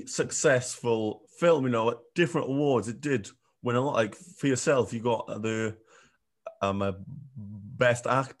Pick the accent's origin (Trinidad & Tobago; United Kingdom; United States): United Kingdom; Welsh, Wales; moved away; being Welsh